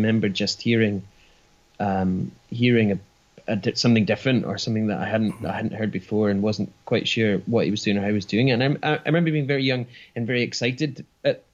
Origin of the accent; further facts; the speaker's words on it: Ballingry, Scotland, United Kingdom; I grew up in Ballingrey, just a village in Fife